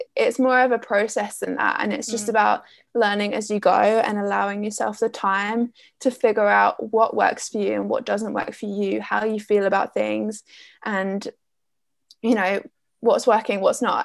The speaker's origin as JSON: {"language": "English", "area": "Essex", "region": "East of England", "country": "United Kingdom", "said": "I'm from Essex in the UK"}